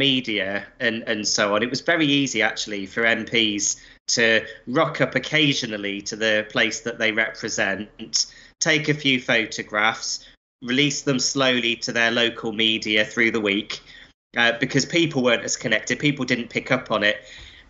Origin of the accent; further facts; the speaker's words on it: Blackpool, North West England, United Kingdom; As your listeners will be able to work out from my accent, I had quite a nomadic childhood. I mean, I grew up in Blackpool.